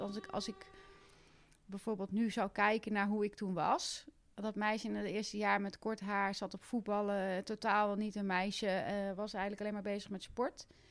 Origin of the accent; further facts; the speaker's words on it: Westervoort, Gelderland, Netherlands; ik kom oorspronkelijk uit Westervoort en ik kom uit een gezin met twee andere kinderen nog